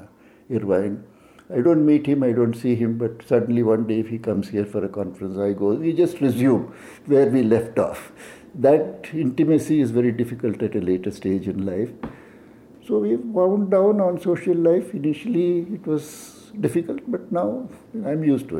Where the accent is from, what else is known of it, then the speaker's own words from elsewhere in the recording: Tamil Nadu, India; moved away as an adult; also born or lived in Noida; now in Seattle, United States; I'm from Tamil Nadu and I can speak fluent Tamil